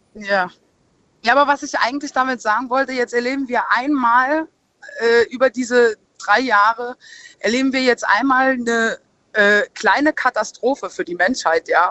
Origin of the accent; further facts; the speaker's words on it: Saarland, Germany; bei uns im Saarland